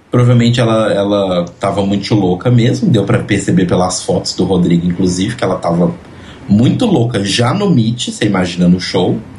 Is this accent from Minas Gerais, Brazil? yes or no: yes; Belo Horizonte, Minas Gerais, Brazil; Afinal, sou de Belo Horizonte, sempre sozinha.